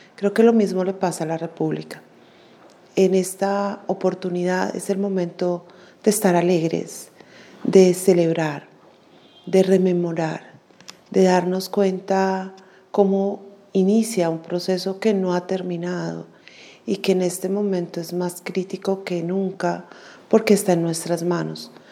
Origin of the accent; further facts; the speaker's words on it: Colombia; como colombianos y colombianas